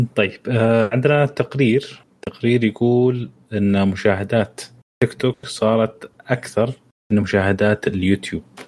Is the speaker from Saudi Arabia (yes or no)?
yes; Saudi Arabia; عندنا في السعودية